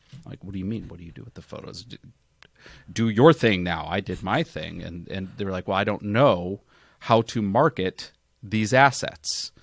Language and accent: English; Chicago, Illinois, United States; now in Phoenix, United States; I grew up in Chicago